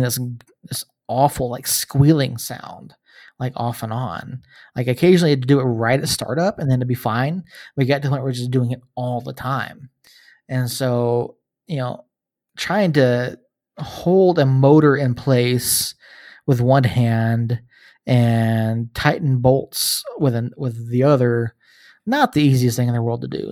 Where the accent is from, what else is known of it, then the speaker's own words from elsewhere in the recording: Georgia, United States; moved away as an adult; now in New Mexico, United States; I grew up in Georgia, uh, not from New Mexico originally. I've been out here, uh, eleven years